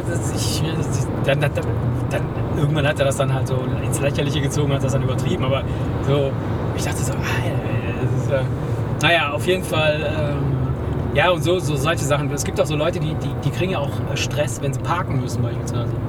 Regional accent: Argentina; moved away; ich bin ja gebürtiger Argentinier.

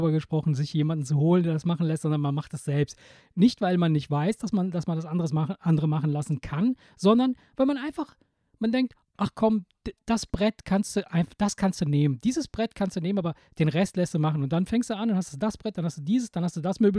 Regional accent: Italy; moved away; bei uns in Italien, ich, ich erinnere mich als Kind

